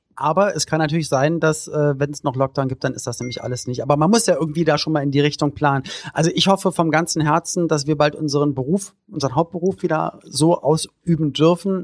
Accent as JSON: {"language": "German", "region": "Berlin", "country": "Germany", "said": "Ich komme halt aus West-Berlin"}